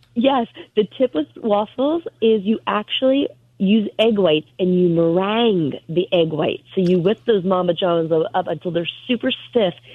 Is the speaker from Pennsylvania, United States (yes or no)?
yes; Northampton, Pennsylvania, United States; moved away as an adult; also born or lived in California; now in Pennsylvania, United States; my hometown theater in Northampton, Pennsylvania